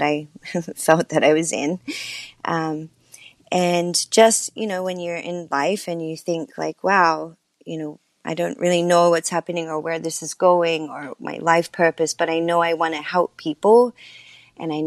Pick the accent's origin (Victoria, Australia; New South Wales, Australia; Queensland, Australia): New South Wales, Australia; Sydney; moved away as an adult; now in United States; I'm from Sydney, Australia, as you mentioned. And, when I moved to the States